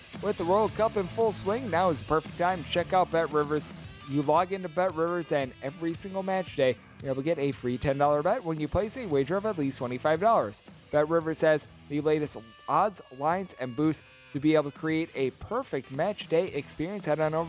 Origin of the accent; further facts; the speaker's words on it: United States; Being an American